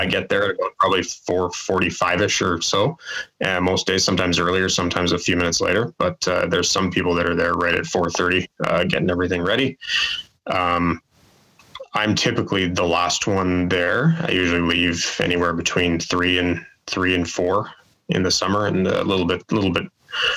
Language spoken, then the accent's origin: English; Calgary, Alberta, Canada; moved away as an adult; now in Winnipeg, Canada; I grew up in Calgary